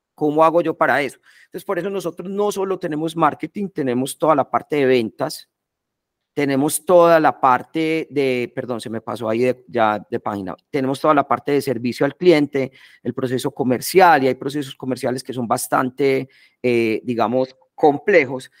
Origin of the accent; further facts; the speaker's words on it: Medellín, Antioquia, Colombia; also born or lived in England; soy de acá de Medellín, vi toda la vida pues en Medellín